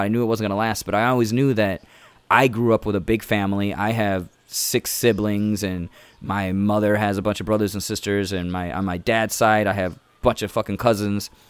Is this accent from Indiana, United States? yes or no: yes; Indiana, United States; first language English; now in Chicago, United States; I'm from here